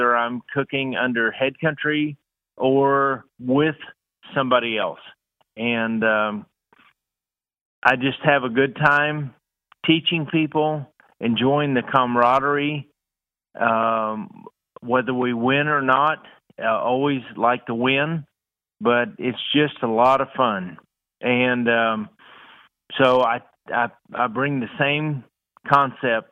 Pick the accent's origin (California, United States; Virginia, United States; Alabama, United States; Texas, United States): Texas, United States; Houston; I grew up in Houston